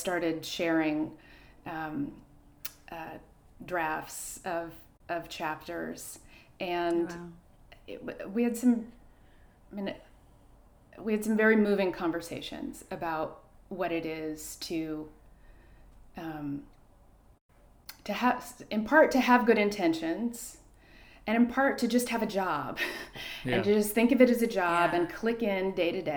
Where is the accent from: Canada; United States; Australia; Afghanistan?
United States; El Cerrito, California; also born or lived in Oakland, California; I was born in Oakland, California, and grew up in a little suburban El Cerrito